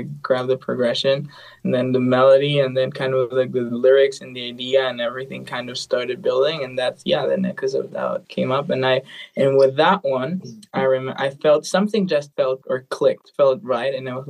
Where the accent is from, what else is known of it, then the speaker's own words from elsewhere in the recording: Bolivia; English is a second language; now in Los Angeles, United States; Currently I'm living in LA. I'm from Bolivia. I'm in LA now.